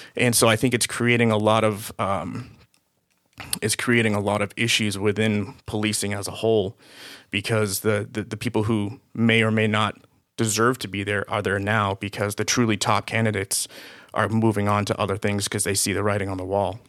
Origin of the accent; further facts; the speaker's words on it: Boston area, Massachusetts, United States; moved away as an adult; now in Los Angeles, United States; I was born and raised in Boston. Uh, actually, a city s, right outside of Boston.